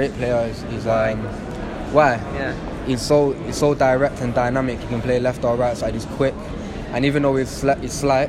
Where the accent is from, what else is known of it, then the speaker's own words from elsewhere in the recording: Old Trafford, North West England, United Kingdom; Lived in, born in Old Trafford, not far from the stadium.